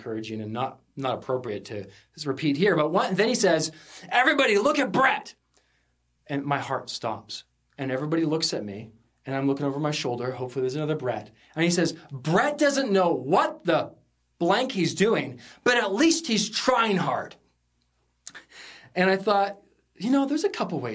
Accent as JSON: {"language": "English", "area": "Sunshine Coast", "region": "British Columbia", "country": "Canada", "tie": "born or raised there", "said": "I grew up in the Sunshine Coast, small high school. We came over on the ferry to come to the big city of Vancouver"}